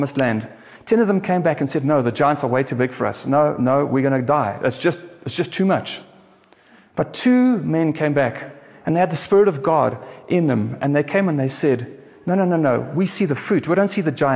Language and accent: English; South Africa; I'm a South African. I love South Africa